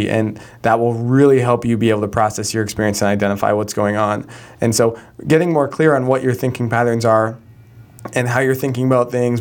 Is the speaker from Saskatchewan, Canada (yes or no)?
no; Calgary, Alberta, Canada; my hometown of Calgary, where I grew up